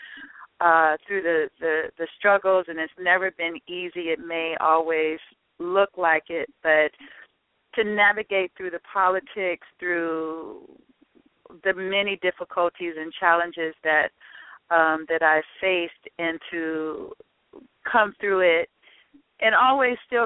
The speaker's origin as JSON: {"language": "English", "town": "Chicago", "region": "Illinois", "country": "United States", "said": "I'm a girl from Chicago"}